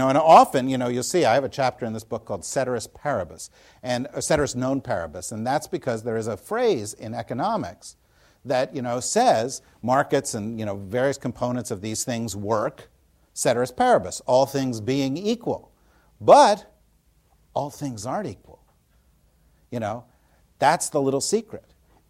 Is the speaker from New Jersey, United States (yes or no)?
yes; New Jersey, United States; when Tina and I were growing up in New Jersey, you know, I heard about the World Jewish Conspiracy